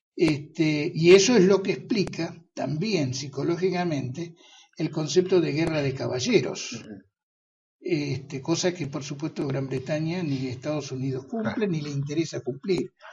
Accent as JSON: {"language": "Spanish", "country": "Argentina", "said": "los argentinos no somos belicistas"}